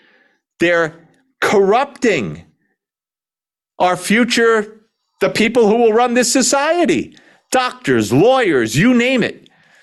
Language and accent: English; New York City, New York, United States; I'm from Brooklyn.